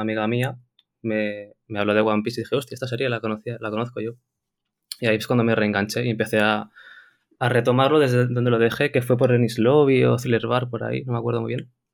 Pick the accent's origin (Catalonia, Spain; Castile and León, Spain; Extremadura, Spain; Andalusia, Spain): Catalonia, Spain; Barcelona; soy de Barcelona